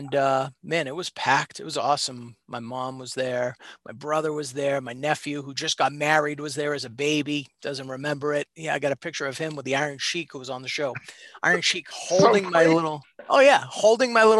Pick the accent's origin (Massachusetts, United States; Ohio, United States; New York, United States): Massachusetts, United States; Reading; I grew up in Reading, Mass. My whole life